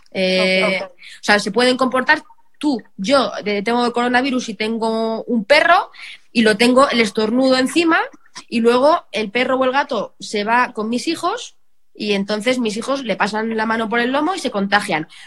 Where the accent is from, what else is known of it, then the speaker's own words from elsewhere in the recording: Belmonte, Castilla-La Mancha, Spain; now in Madrid, Spain; yo me puedo ir a mi pueblo, me puedo ir a Belmonte bueno, fenomenal, pero no, mi casa de Belmonte no está condicionada como está mi casa de Madrid.